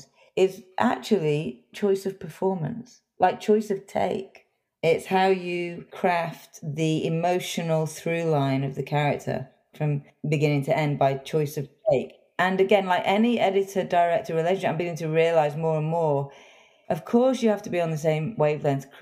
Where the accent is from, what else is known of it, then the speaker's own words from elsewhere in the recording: England, United Kingdom; I grew up in England